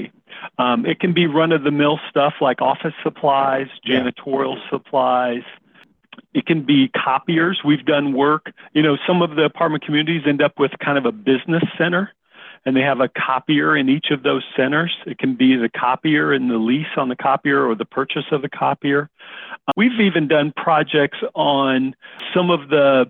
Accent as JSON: {"language": "English", "region": "South Dakota", "country": "United States", "tie": "born or raised there", "said": "I grew up in South Dakota in a rural area, and I love the country."}